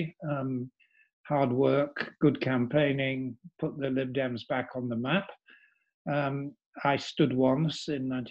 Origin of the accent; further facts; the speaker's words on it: York, Yorkshire and the Humber, United Kingdom; moved away; I had stood in my hometown, which was York